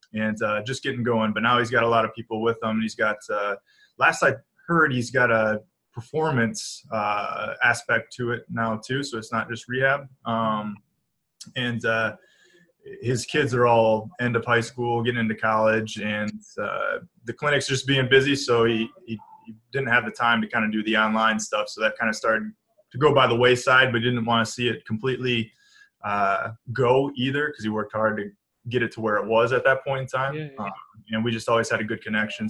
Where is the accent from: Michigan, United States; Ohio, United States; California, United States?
Michigan, United States; Manchester; I grew up in a small town outside of Ann Arbor, Michigan